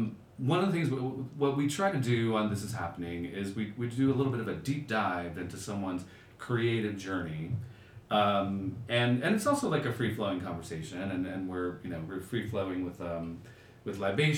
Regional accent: New York, United States; moved away as an adult; now in Los Angeles, United States; I'm from New York originally

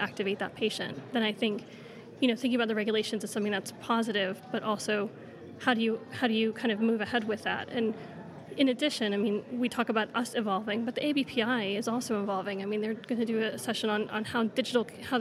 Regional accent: United States; moved away as an adult; now in United Kingdom; I'm American, and you know, coming from a country where there's a lot of a looser regulation

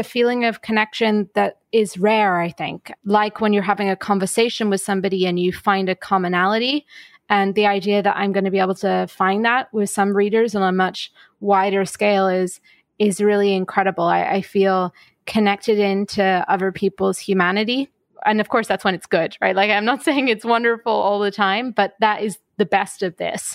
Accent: United Kingdom; also born or lived in Ireland; now in New York, United States; I'm British, but live in New York. So having my family back in Ireland be able to tune in is really important

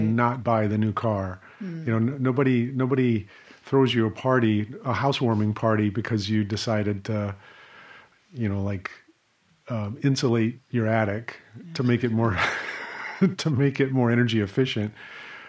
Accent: United States; growing up in the United States

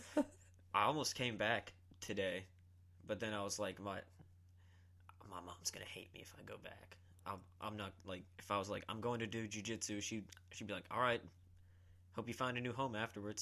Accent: Columbia, South Carolina, United States; also born or lived in Georgetown, South Carolina; I'm from South Carolina, always born and raised

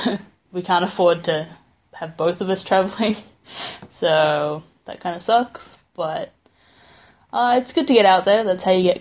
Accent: Adelaide, South Australia, Australia; moved away; travel back to Adelaide in my hometown

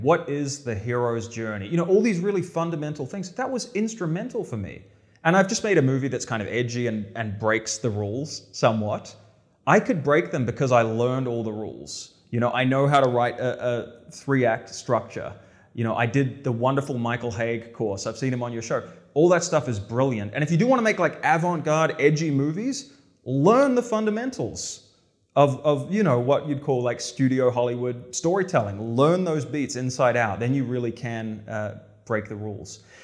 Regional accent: New Zealand; moved away; I grew up in New Zealand

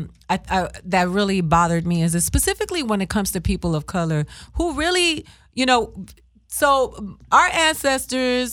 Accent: Florida, United States; English is a second language; I'm from Florida

